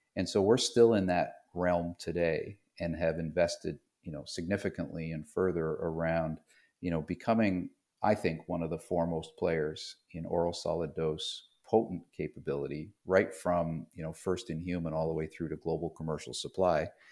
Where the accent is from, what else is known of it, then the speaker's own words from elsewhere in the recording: Toronto, Ontario, Canada; moved away as an adult; also born or lived in London, Ontario; now in North Carolina, United States; I grew up in Toronto, just outside of Toronto in Canada.